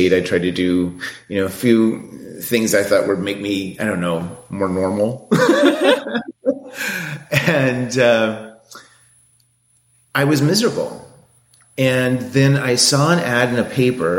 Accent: Seattle, Washington, United States; moved away; I grew up in Seattle

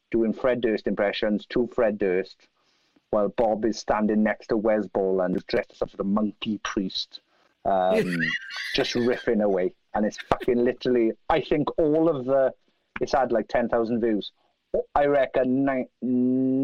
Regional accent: Merthyr Tydfil, Wales, United Kingdom; Merthyr Tydfil

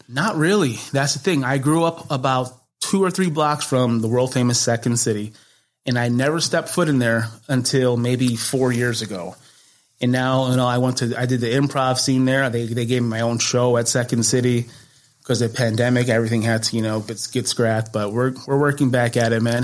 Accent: Chicago, Illinois, United States; North side of Chicago, right across the street from Wrigley Field.

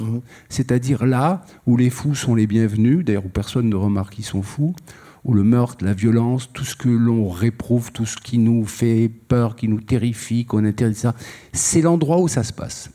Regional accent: Algiers, Algiers Province, Algeria; je suis né à Alger et mon père et mon grand-père ont été assassinés le même jour

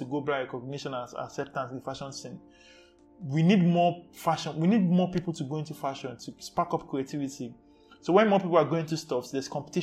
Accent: Lagos, Nigeria; I was born and brought up in Ajegunle

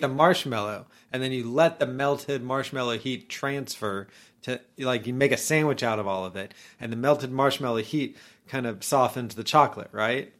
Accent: Orlando, Florida, United States; when I was young, I grew up in Orlando

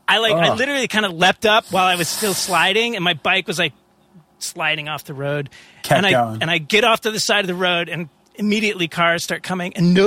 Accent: New York, United States; I feel like as a New Yorker

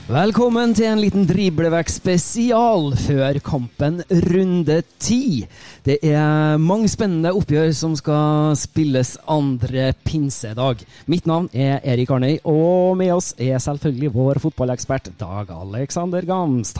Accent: Trøndelag, Norway; accent: Trøndersk; jeg snakker trøndersk

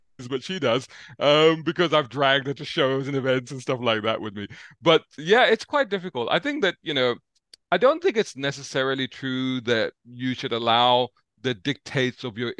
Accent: London, United Kingdom; I grew up in Islington in central London, and near Central Street. So it's sort of between Barbican and Moorgate, around that area.

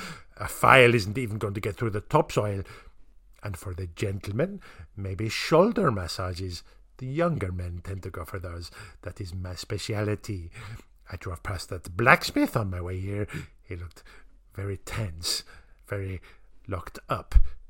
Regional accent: South East England, United Kingdom; Yes, I am not from here. I am from the Isle of Wight. How clever of you to notice. Did my accent give it away?

